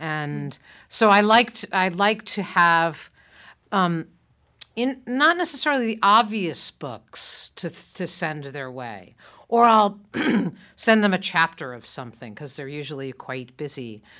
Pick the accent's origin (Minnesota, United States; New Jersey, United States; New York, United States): New Jersey, United States; Montclair; who lives here in my hometown of Montclair, New Jersey